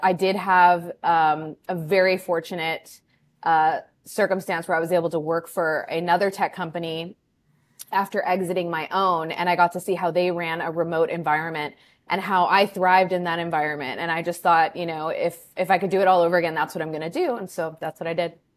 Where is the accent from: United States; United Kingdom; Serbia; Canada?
United States; California; moved away as an adult; also born or lived in Chicago; now in Peru; I'm actually from California, grew up there, then lived in Chicago for eight years, and am more recently have become a transplant to Peru in South America